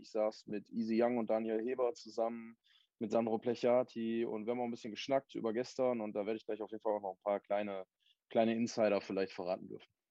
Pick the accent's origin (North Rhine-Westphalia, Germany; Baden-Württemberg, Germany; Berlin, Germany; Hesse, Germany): North Rhine-Westphalia, Germany; Essen; als Essener